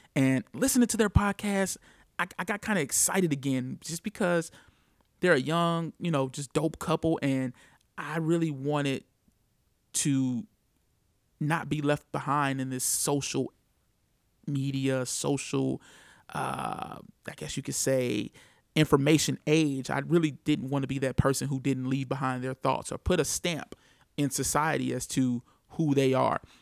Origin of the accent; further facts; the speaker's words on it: St. Louis, Missouri, United States; I am from Saint Louis, Missouri, born and raised